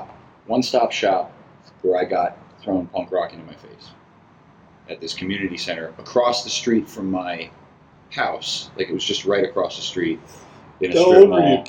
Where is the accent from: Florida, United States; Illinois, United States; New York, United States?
Florida, United States; Melbourne Beach; I lived in Melbourne Beach, but I was born in Melbourne proper, which is mainland.